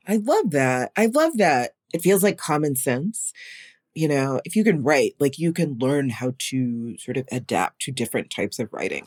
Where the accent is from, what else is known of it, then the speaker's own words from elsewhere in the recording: North Carolina, United States; I grew up in North Carolina